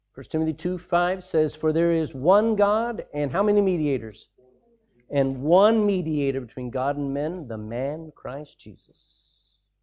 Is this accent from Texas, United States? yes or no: yes; Texas, United States; I'm a Texan